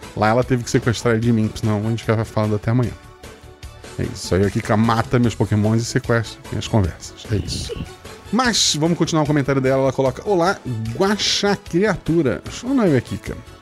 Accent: Florianópolis, Santa Catarina, Brazil; Eu nasci em Florianópolis, que é uma ilha não isolada

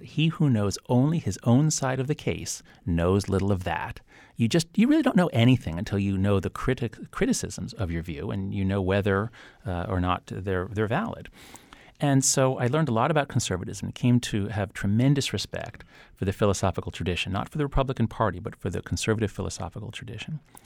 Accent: United States; my sense of pride in being an American

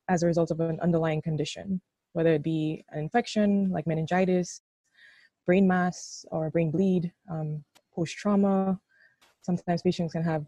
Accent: St. Lucia; moved away as an adult; also born or lived in Jamaica; now in Rochester, United States; I'm from St. Lucia

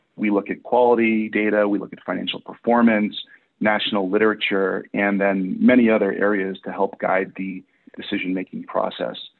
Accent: Massachusetts, United States; moved away as an adult; now in Portland, United States; I'm originally from Massachusetts, but I've been in Portland, Oregon for the last 13 years

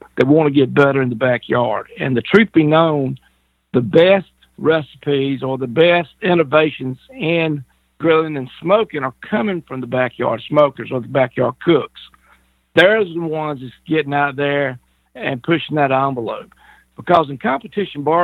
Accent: the South, United States; being in the South, born and raised. I love being a Southerner.

